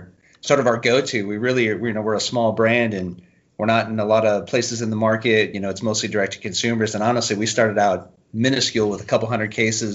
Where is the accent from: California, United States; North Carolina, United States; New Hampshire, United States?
California, United States; Central Valley; also born or lived in Nebraska / Mendocino County, California / Fresno, California; now in Paso Robles, United States; moved out to California when I was four, and so I claim California as home. Grew up in the Central Valley